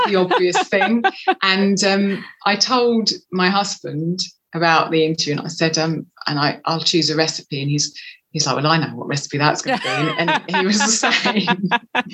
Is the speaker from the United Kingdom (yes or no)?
yes; England, United Kingdom; moved away as an adult; also born or lived in Cornwall; now in Florence, Italy; our country of origin. My husband's English as well